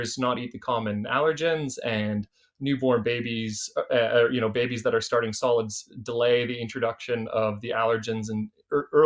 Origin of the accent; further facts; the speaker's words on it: Canada; accent: Canadian; now in Australia; my accent is Canadian